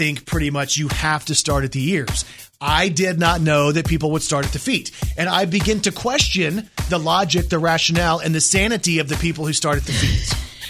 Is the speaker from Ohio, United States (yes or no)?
no; Texas, United States; I grew up in Texas, right? Mm-hmm. I grew up, my grandfather and my grandmother, they had horses and fields and all the different stuff, right? So I grew up around that. I grew up on country music.